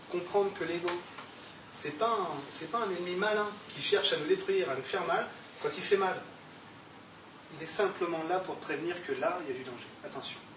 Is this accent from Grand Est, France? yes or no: yes; Grand Est, France; J'étais allemand, mais je suis alsacien.